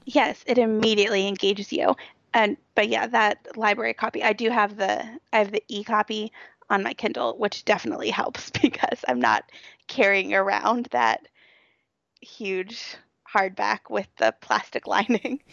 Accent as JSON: {"language": "English", "town": "Cincinnati", "region": "Ohio", "country": "United States", "tie": "born or raised there", "said": "it was right in my hometown and some of the streets that you talked about were running right by my office"}